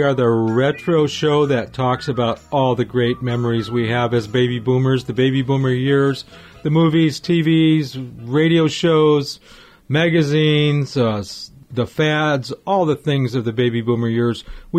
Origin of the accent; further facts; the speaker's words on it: Los Angeles, California, United States; I grew up in the Southern California area, specifically Los Angeles.